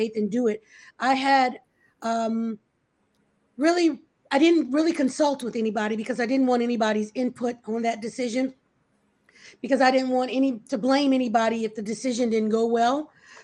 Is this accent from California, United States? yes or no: no; Louisiana, United States; moved away as an adult; also born or lived in New Orleans, Louisiana; now in Georgia, United States; hospitality was something I kind of grew up on because I'm from Louisiana